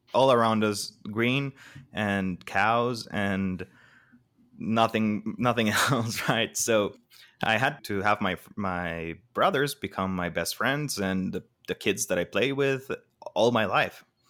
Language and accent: English; Costa Rica; I'm Costa Rican, born, raised, everything, but my mom isn't